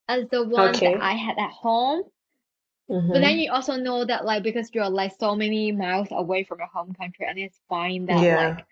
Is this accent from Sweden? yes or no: no; Hong Kong; English is a second language; moved away as an adult; now in United Kingdom; I go back to my hometown, Hong Kong